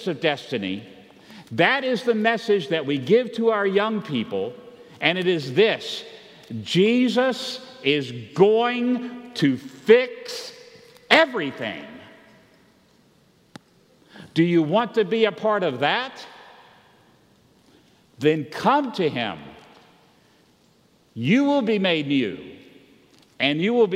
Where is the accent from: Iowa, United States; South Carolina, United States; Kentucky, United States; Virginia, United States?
Virginia, United States; Roanoke; I grew up in Roanoke, Virginia